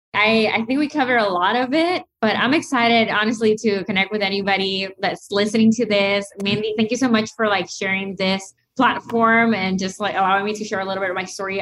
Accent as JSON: {"language": "English", "country": "Nicaragua", "tie": "born or raised there", "also_born_or_lived": "United States", "moved": "yes", "said": "growing up in Nicaragua"}